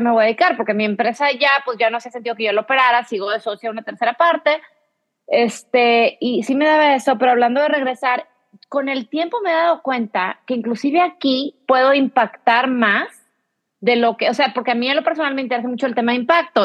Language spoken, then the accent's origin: Spanish; Mexico; born or raised there; moved away as an adult; also born or lived in Texas, US (birthplace); now in United States